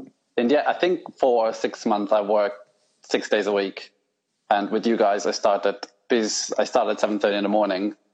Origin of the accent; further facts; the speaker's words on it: northern Italy, Italy; moved away as an adult; now in England; I grew up in Italy, the north of Italy